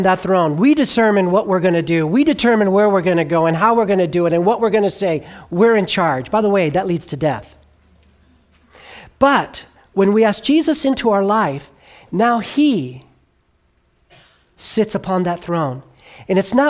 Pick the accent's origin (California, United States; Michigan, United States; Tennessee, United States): California, United States; Southern; I grew up in Southern California